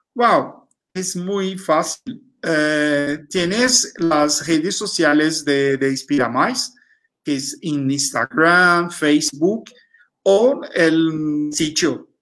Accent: Brazil; Spanish is a second language; tenemos una, una identidad muy fuerte, ¿no? Como, como brasileños

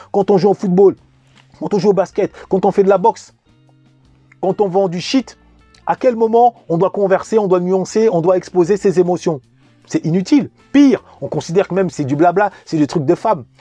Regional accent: Vigneux-sur-Seine, Île-de-France, France; also born or lived in Paris; Je suis né en 1981 à Paris, j'ai grandi en banlieue parisienne, en particulier à Vigneux-sur-Seine

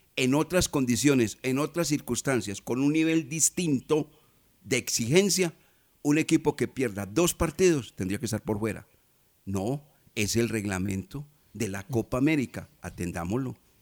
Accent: Colombia; Yo también soy colombiano, común y corriente

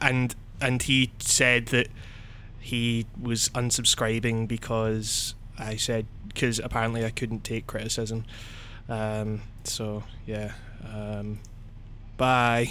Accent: Scotland, United Kingdom; I'm from Scotland

